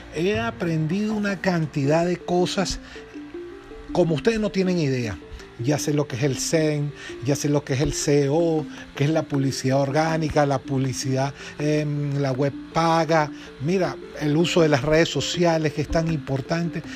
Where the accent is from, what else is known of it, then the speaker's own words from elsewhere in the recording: Venezuela; de aquí, de mi tierra, Venezuela